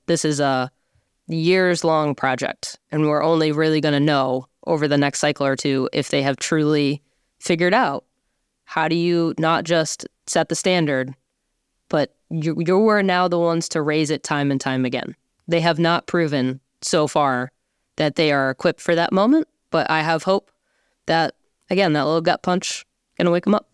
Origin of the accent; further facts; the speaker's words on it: Boston, Massachusetts, United States; I'm from Boston